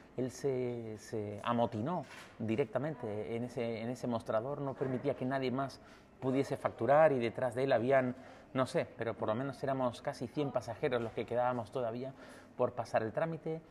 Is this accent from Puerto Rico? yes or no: no; Canary Islands, Spain; como decimos en Canarias